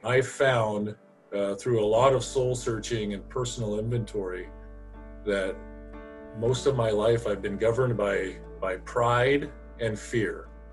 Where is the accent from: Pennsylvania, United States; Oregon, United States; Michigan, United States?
Oregon, United States; Eugene; I'm from the Eugene area. Uh, grew up here.